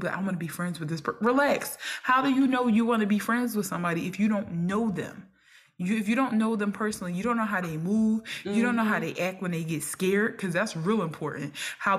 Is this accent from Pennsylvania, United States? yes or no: yes; Philadelphia, Pennsylvania, United States; I was coming from North Philly again, from kindergarten to eighth grade